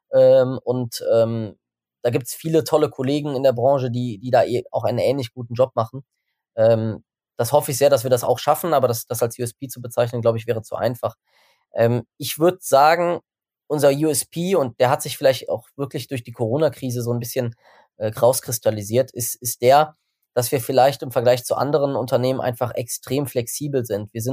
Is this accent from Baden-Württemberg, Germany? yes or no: no; Bonn, North Rhine-Westphalia, Germany; Ich meine, ich, ich komme aus Bonn, das ganze Team kommt aus Bonn.